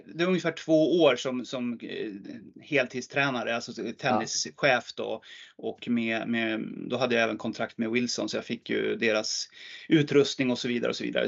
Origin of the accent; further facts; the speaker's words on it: Hagunda, Uppsala County, Sweden; en liten förening där jag växte upp som heter Hagunda IF